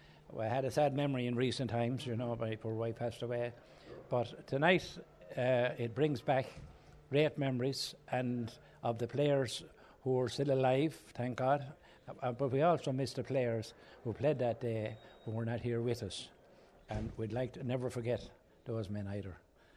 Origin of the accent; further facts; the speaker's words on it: Knockshegowna, Tipperary, Ireland; I was born in Knockshigona